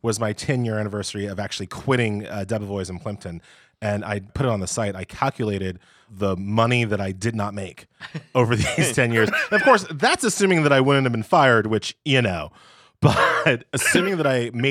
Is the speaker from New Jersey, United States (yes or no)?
no; New York, United States; I live in New York. I grew up in New York